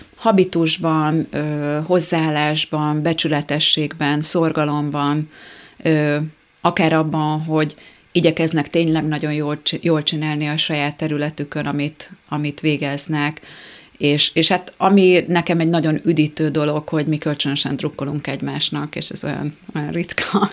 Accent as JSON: {"language": "Hungarian", "town": "Tata", "region": "Komárom-Esztergom", "country": "Hungary", "tie": "born or raised there", "moved": "yes", "said": "Nyilván Tatán élnek ők továbbra is, ugye én ott nőttem fel"}